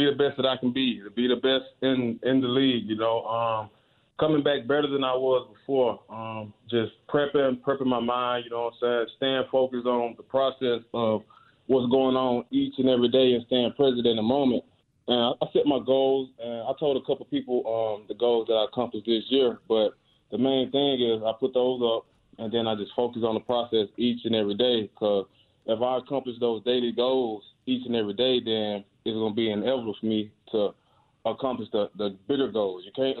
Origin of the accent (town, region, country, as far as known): Clarksdale, Mississippi, United States; born or raised there